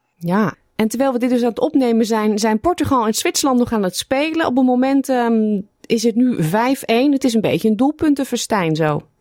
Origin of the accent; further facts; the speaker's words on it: Netherlands; now in Australia; wij Nederlanders